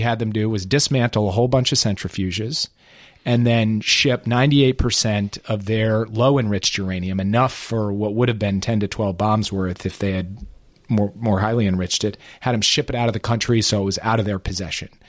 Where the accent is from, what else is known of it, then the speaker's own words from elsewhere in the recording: Minneapolis, Minnesota, United States; moved away; the place I grew up, about my hometown, about the state of Minnesota